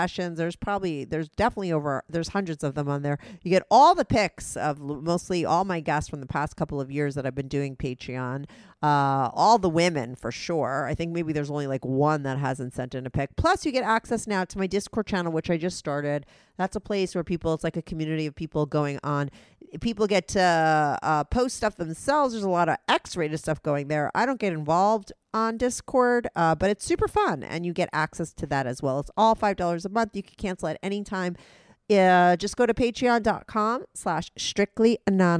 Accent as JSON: {"language": "English", "town": "New York City", "region": "New York", "country": "United States", "said": "I'm from the NYC, Manhattan. I live in Manhattan."}